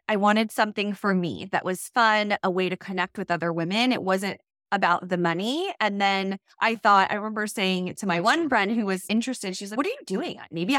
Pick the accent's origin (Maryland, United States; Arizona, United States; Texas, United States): Maryland, United States; Yeah, so I am from Maryland, live on the East Coast, and I have two little boys.